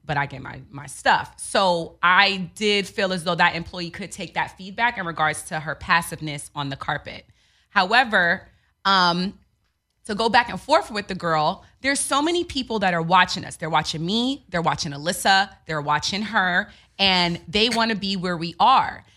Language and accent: English; New York, United States; moved away as an adult; I'm from New York.